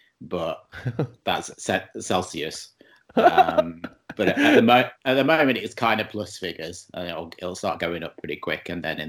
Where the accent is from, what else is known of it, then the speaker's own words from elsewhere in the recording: England, United Kingdom; now in Montreal, Canada; I'm in Montreal, just outside of Montreal. Obviously, I'm not from here. I'm from England.